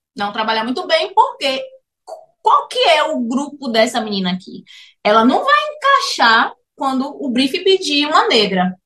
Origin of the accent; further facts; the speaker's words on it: Salvador, Bahia, Brazil; moved away as an adult; now in Cape Town, South Africa; nós somos baianos, natural de Salvador, Bahia